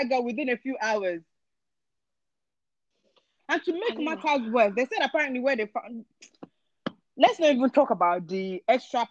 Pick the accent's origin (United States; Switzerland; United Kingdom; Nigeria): Nigeria; I grew up in Nigeria.